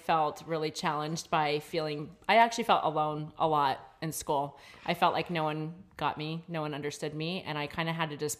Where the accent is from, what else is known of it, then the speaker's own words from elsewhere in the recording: Maryland, United States; I'm from Maryland, but my grandma lived in North Carolina